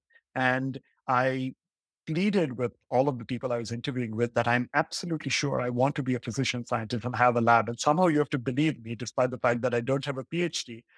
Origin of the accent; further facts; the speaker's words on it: Mumbai, Maharashtra, India; I grew up in Mumbai